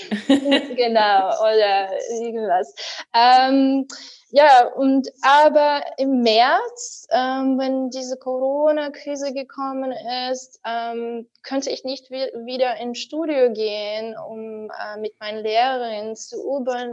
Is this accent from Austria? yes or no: no; Ukraine; German is a second language; now in Berlin, Germany; ich war 14 Jahre alt, damals noch in der Ukraine, wo ich geboren bin